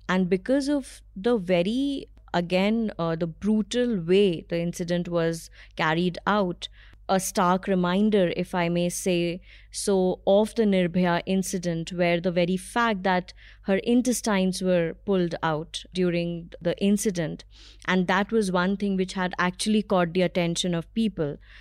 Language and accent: English; Allahabad, Uttar Pradesh, India; moved away as an adult; now in Delhi, India; I moved from my hometown, um, Allahabad, to Delhi.